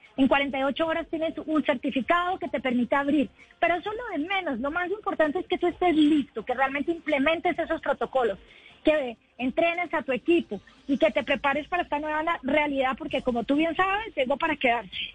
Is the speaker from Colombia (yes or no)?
yes; Bogotá, Bogotá Capital District, Colombia